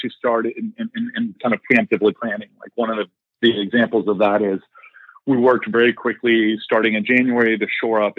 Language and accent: English; Columbus, Ohio, United States; also born or lived in Indiana; I am a Midwesterner, grew up in Columbus, Ohio